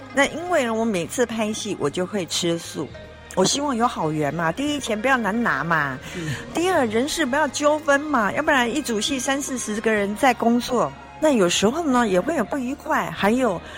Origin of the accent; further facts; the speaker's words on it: southern Taiwan, Taiwan; accent: Taiwanese Mandarin; 因为我南部人，他挑剔我发音不准哦。啊，台湾国语